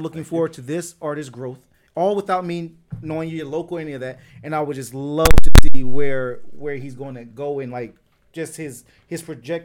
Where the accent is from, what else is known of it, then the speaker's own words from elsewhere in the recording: Delaware, United States; now in Tampa, United States; I'm from Delaware